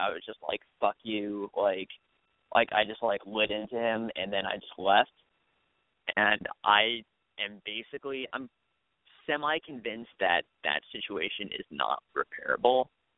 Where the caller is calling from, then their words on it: Michigan, United States; I go to the University of Michigan.